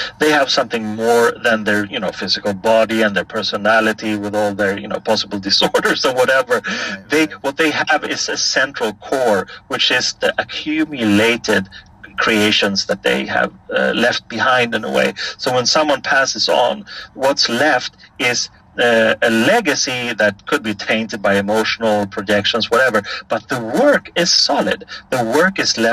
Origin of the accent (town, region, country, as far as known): Stockholm, Stockholm County, Sweden; born or raised there